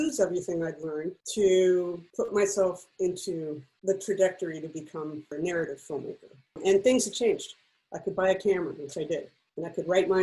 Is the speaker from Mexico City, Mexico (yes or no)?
yes; Mexico City, Mexico; moved away as an adult; I grew up in Mexico City, which is a little different. So I lived there from 1 to 19